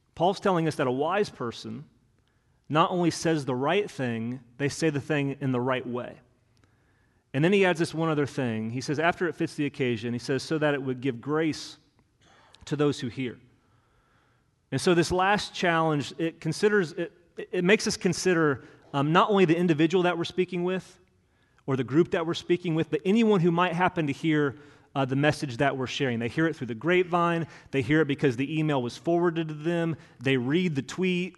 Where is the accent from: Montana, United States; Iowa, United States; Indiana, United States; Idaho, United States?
Indiana, United States; Hendricks County; moved away as an adult; also born or lived in Bloomington, Indiana; now in Kentucky, United States; I grew up in Hendricks County